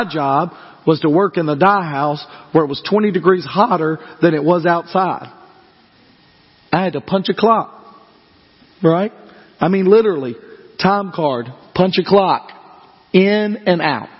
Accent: United States; I love being an American

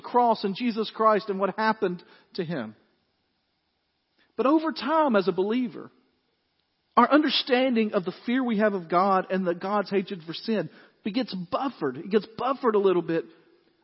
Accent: West Tennessee, United States; I grew up in West Tennessee

